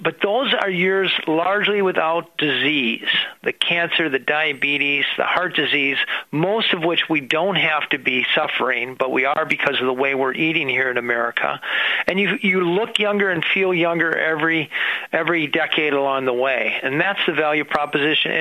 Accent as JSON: {"language": "English", "region": "Minnesota", "country": "United States", "said": "I'm a Minnesotan"}